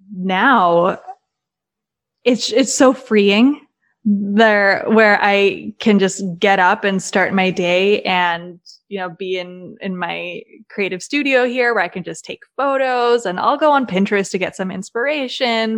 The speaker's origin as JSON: {"language": "English", "region": "Maryland", "country": "United States", "also_born_or_lived": "Los Angeles", "moved": "as an adult", "lives_now": "Nashville, United States", "said": "I'm originally from Maryland."}